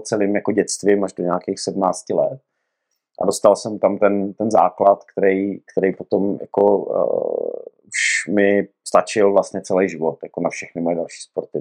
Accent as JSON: {"language": "Czech", "town": "Rymařov", "region": "Moravian-Silesian Region", "country": "Czechia", "tie": "born or raised there", "said": "já pocházím z podhůří Jeseníků z Rymařova, ze Severní Moravy"}